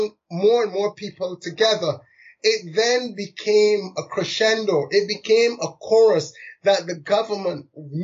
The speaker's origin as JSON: {"language": "English", "region": "London", "country": "United Kingdom", "tie": "born or raised there", "said": "I was born in London to migrant parents, one from Barbados, one from India."}